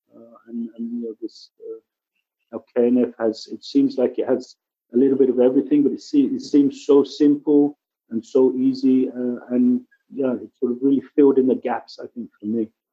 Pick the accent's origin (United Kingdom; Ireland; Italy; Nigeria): United Kingdom; England; also born or lived in Kibbutz Lotan, Israel; now in Israel; I'm originally from England, you can maybe hear from my accent. I've been here about 33 years